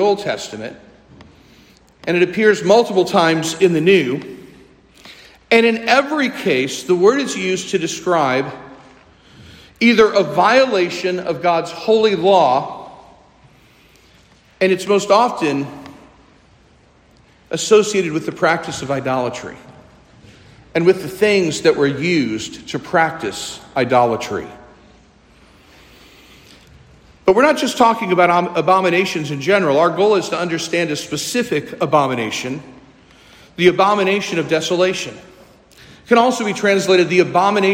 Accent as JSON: {"language": "English", "town": "St. Louis", "region": "Missouri", "country": "United States", "tie": "born or raised there", "also_born_or_lived": "New Orleans / North Carolina", "said": "I grew up here in St. Louis"}